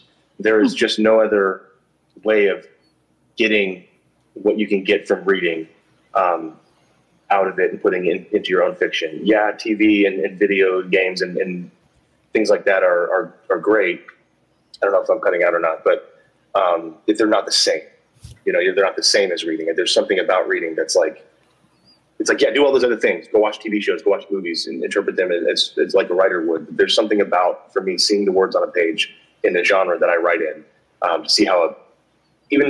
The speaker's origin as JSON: {"language": "English", "country": "United States", "said": "I'm American"}